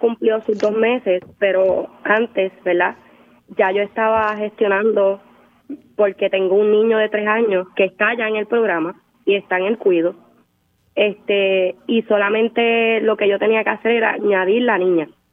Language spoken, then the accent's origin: Spanish; Ponce, Puerto Rico; yo soy de Ponce